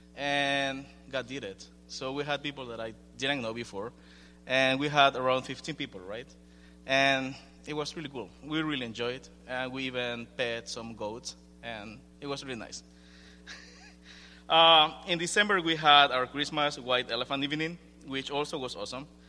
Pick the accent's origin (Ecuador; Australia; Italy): Ecuador; moved away; I'm from Ecuador